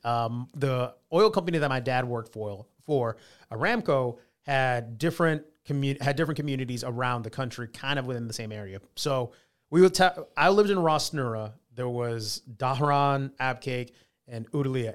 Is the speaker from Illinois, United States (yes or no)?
no; Katy, Texas, United States; now in Columbus, United States; my hometown in Katy, Texas